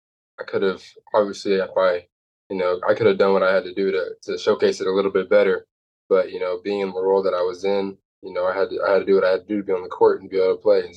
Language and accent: English; Dallas, Texas, United States; For sure, because, you know, like I said, Dallas had the best competition. Dallas had the best players. And so, you know, to grow up there and play against those guys